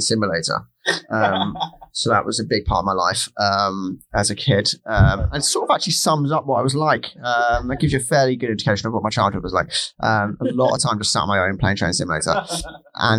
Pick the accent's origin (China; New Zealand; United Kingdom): United Kingdom; Hertfordshire, East of England; I grew up in England